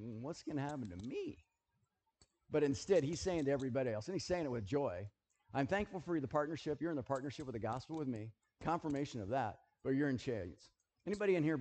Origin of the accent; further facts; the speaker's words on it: United States; I'm American. I live in America